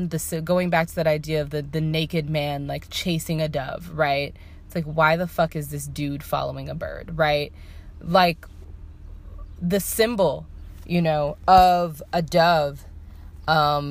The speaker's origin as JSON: {"language": "English", "country": "United States", "tie": "born or raised there", "said": "I was raised in the United States"}